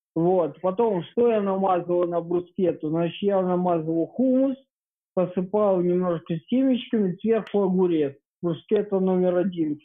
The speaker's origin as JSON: {"language": "Russian", "country": "Ukraine", "said": "По паспорту я украинец."}